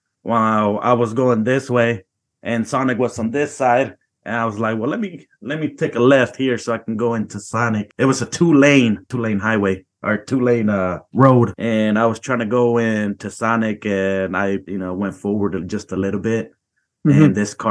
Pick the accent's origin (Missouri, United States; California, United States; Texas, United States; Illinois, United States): Missouri, United States; I'm from Missouri, by the way, in case you wanted to know that.